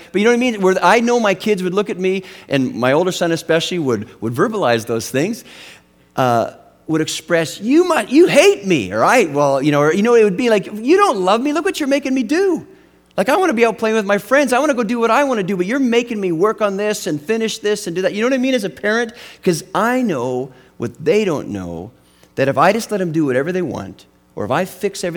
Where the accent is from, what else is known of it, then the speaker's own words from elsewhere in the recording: Western Canada, British Columbia, Canada; where I grew up in Western Canada. It was a little town in the mountains, and we had this big lake. It was called the Shuswap Lake